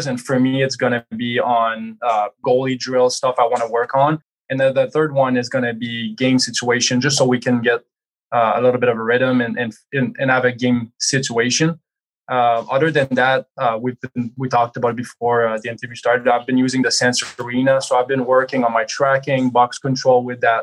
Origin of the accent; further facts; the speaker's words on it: Quebec, Canada; moved away; growing up, I'm from Quebec